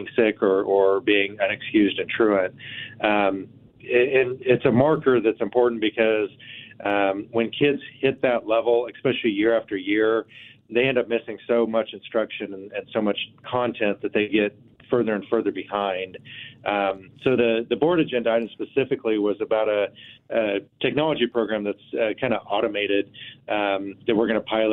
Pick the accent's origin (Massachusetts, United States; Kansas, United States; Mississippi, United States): Kansas, United States; Abilene; moved away as an adult; also born or lived in Manhattan, Kansas; now in Wichita, United States; I grew up in Abilene, which is about an hour and a half from here